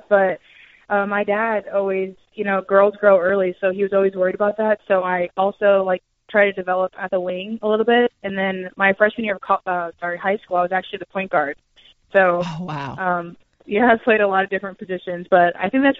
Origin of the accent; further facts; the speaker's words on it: Jefferson City, Missouri, United States; also born or lived in St. Charles, Missouri; I'm from St. Charles, Missouri, which is like a suburb of St. Louis, but I grew up in Jefferson City